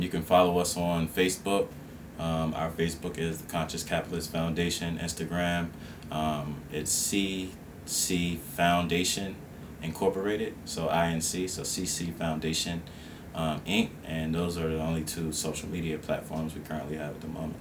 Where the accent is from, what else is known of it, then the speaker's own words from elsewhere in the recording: Esmont, Virginia, United States; I was born and raised um, in, Ed, in the Esmont area, which is like fifteen miles outside of Charlottesville, and so I'm basically born and raised in Albemarle County